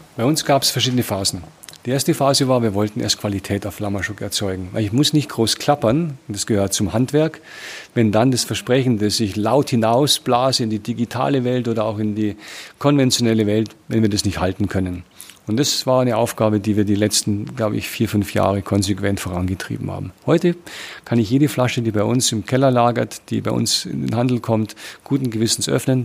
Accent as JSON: {"language": "German", "country": "Germany", "moved": "as an adult", "lives_now": "South Africa", "said": "meine Erfahrung als Deutscher"}